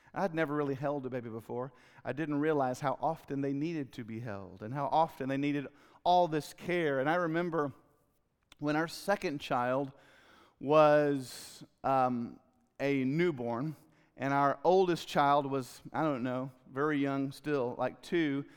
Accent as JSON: {"language": "English", "town": "Fort Worth", "region": "Texas", "country": "United States", "tie": "born or raised there", "also_born_or_lived": "Leesburg, Florida", "said": "I'm from Leesburg, Florida, but I grew up in Fort Worth"}